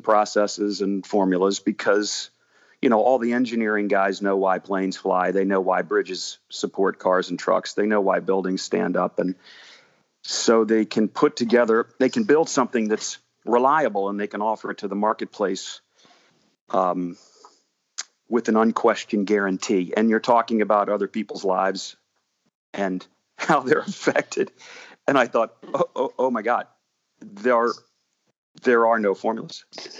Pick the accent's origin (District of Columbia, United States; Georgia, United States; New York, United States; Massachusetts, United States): District of Columbia, United States; Washington; It was in my hometown in Washington, D.C.